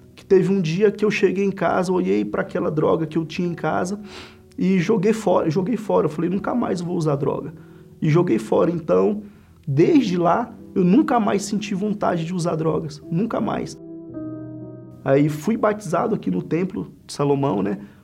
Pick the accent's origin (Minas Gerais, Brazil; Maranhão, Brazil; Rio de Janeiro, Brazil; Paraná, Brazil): Maranhão, Brazil; Central; moved away as an adult; also born or lived in São Luís, Maranhão; now in São Paulo, Brazil; Sou natural de São Luís, né, Maranhão, mas me criei no interior do estado, uma cidade chamada Central, né, que fui criado pelos meus avós